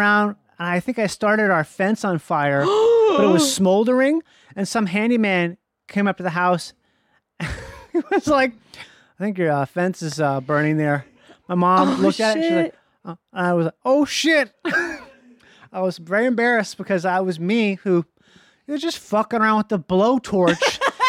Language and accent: English; Minnesota, United States; born or raised there